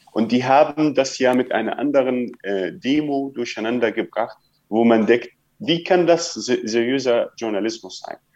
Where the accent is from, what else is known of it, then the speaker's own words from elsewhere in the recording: Palestine; dass es unsere Forderung, Forderung als Palästinenser spricht, aber eine, eine Forderung von vielen, vielen PalästinenserInnen, die ich kenne.